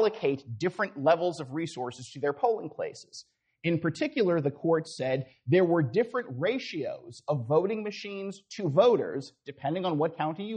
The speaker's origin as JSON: {"language": "English", "region": "Florida", "country": "United States", "said": "Florida, again, my home state"}